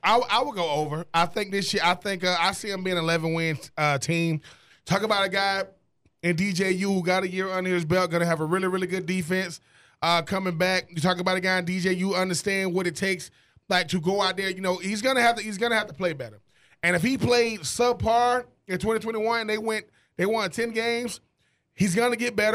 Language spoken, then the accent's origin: English; Swainsboro, Georgia, United States; growing up in Swainsboro, Georgia